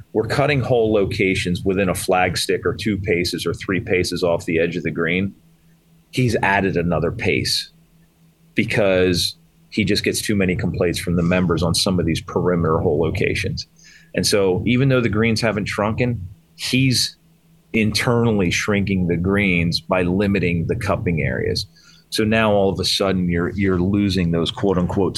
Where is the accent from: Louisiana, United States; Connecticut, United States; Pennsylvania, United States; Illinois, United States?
Pennsylvania, United States; Lititz; moved away as an adult; now in Western Pennsylvania, United States; I grew up in Eastern PA. In fact, I grew up 20 minutes from Lancaster Country Club, and now I live in Western PA